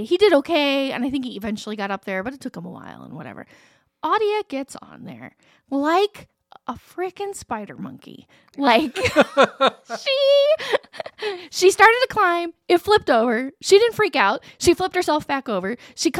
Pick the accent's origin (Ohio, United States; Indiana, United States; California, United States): Indiana, United States; Madison County; now in Farmland, United States; I grew up in Madison County